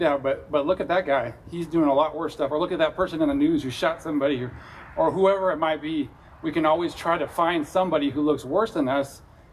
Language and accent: English; California, United States; accent: California; my California accent